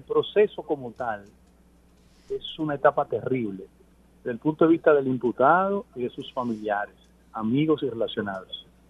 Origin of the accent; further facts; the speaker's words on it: Dominican Republic; como dominicano